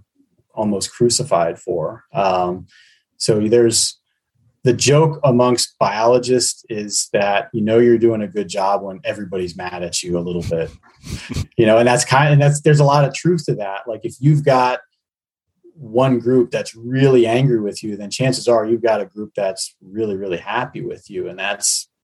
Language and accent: English; Pennsylvania, United States; now in Michigan, United States; my home state of Pennsylvania